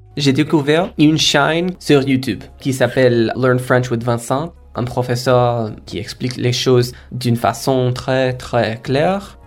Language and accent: French; India; first language Kora; French is a second language; moved away as an adult; now in Basque Country, Spain; ma langue maternelle qui s'appelle Kora, que je parlais dans ma maison, c'est une des langues plus vulnérables en Inde